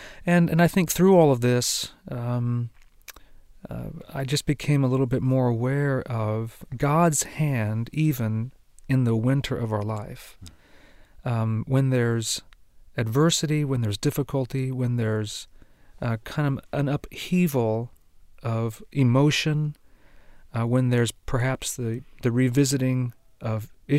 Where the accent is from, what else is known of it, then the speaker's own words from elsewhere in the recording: Argentina; it's a bit more complicated than that, because I was raised in Argentina, and my folks were missionaries. And I really was sent away to a boarding school at age 7.